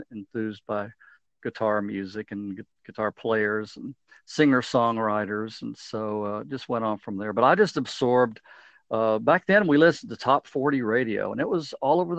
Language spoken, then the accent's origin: English; Midland, Texas, United States; I grew up in West Texas, a town called Midland